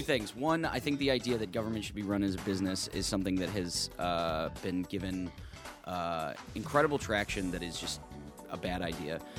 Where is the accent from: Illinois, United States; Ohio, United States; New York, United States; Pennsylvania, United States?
Illinois, United States; Chicago; native, native son of Chicago, went to DePaul, uh, went to high school at Fenwick